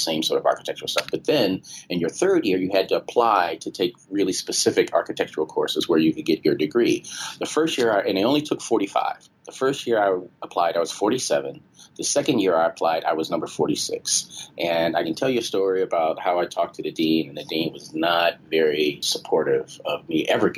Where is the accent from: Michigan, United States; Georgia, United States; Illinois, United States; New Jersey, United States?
Illinois, United States; Chicago; moved away as an adult; also born or lived in Washington, D.C. / Brazil / New York; now in Detroit, United States; I grew up in Chicago, and Chicago's it still is a very segregated city.